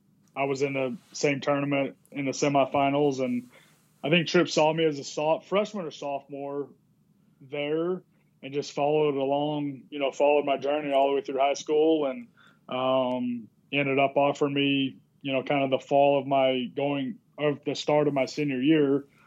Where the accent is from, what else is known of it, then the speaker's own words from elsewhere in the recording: Carlsbad, New Mexico, United States; I was from New Mexico, Carlsbad.